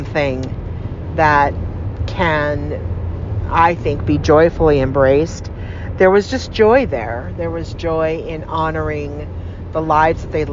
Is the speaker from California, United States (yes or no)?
yes; California, United States; now in Arizona, United States; California, as some of you might know, is my home state